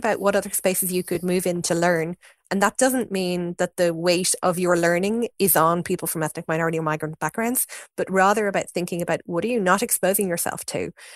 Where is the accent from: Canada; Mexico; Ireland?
Ireland; Fingal, Leinster; my community growing up in Fingal was one that was you know, in lots of ways more diverse than many places across the country